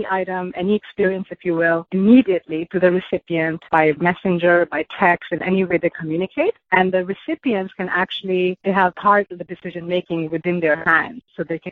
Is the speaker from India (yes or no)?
yes; India; moved away as an adult; I grew up in India. I came here for my undergrad